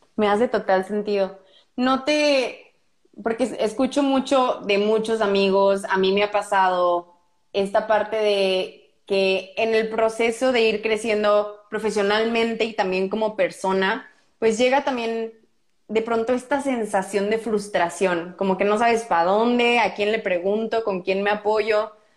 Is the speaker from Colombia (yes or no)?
no; Morelia, Michoacán, Mexico; moved away; also born or lived in Brazil; soy de Morelia, es una cultura diferente de la que hay en Monterrey